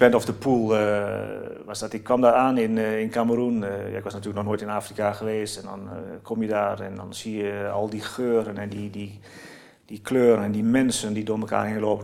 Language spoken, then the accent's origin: Dutch; Oldenzaal, Overijssel, Netherlands; Ik kom uit Oldenzaal. een echte eh, Tukken zeg maar.